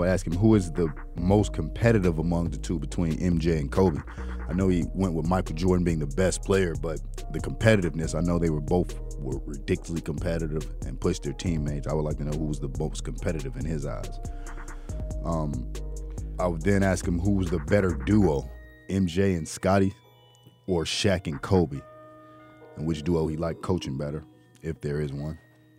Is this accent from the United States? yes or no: no; Jamaica; I'm Jamaican and me.